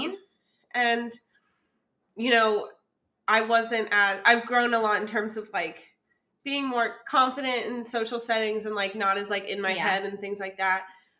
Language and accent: English; Virginia, United States; so I'm from Virginia